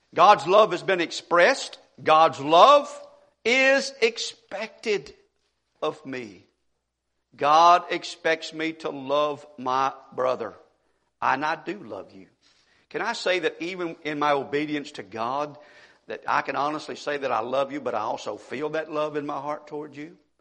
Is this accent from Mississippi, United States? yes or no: yes; Monroe County, Mississippi, United States; In Mississippi, at least an area where I grew up in Monroe County